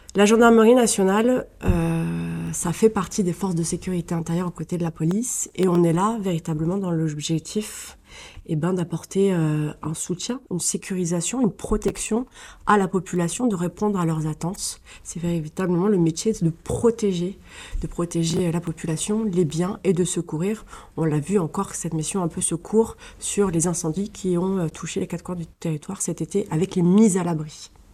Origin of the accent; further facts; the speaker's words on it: Colombes, Île-de-France, France; je suis francilienne, donc je suis née dans les Hauts-de-Seine à Colombes et j'ai fait pratiquement toute ma scolarité dans les Hauts-de-Seine